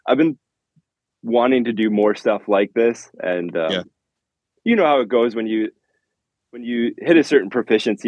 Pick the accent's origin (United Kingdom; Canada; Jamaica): Canada; I'm from Canada